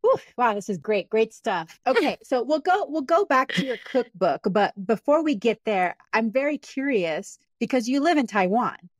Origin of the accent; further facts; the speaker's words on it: Panama; moved away; I'm from Panama originally